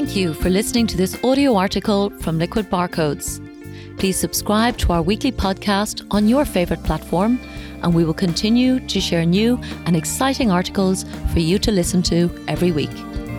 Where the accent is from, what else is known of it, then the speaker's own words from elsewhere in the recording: Ireland; my home country of Ireland